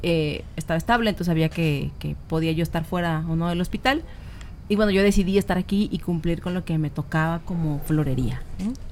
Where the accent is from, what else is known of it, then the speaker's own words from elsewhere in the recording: Minatitlán, Veracruz, Mexico; moved away; Yo soy de Minatitlán, Veracruz